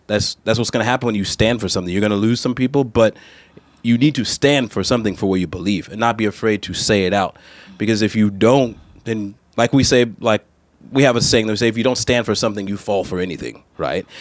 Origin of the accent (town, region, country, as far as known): United States; moved away; also born or lived in Taiwan